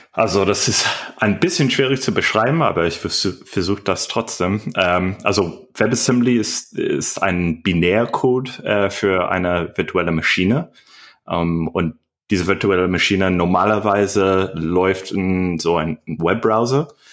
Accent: United States; German is a second language; moved away as an adult; now in Berlin, Germany; ich komme ursprünglich aus Amerika.

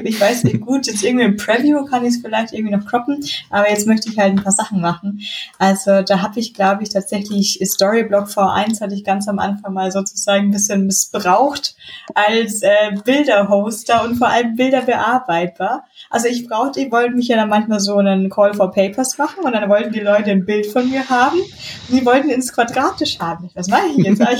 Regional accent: Munich, Bavaria, Germany; aber als, sie sind, als, Münchner ist mir die Regionalität ja sehr wichtig.

